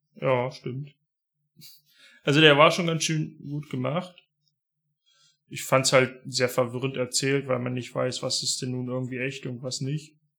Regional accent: Harz, Germany; bei uns im Harz

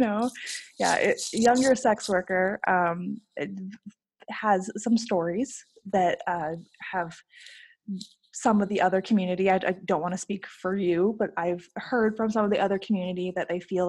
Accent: Honolulu, Hawaii, United States; The area that I grew up right in Waikiki, where there's a lot of street workers in general

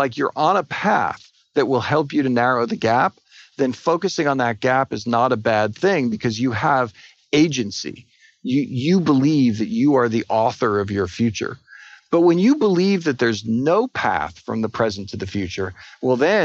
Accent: Edison, New Jersey, United States; now in Austin, United States; I grew up in Edison, New Jersey.

